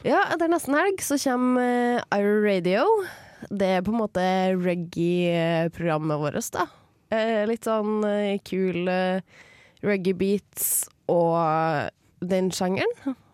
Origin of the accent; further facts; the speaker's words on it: Trondheim, Trøndelag, Norway; Sjøl om jeg er fra Trondheim kommune. Ja. Jeg er fra en plass som heter Byneset